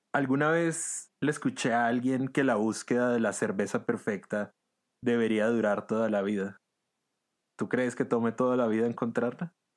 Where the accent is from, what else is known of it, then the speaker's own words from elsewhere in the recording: Venezuela; moved away; yo nací y crecí en Venezuela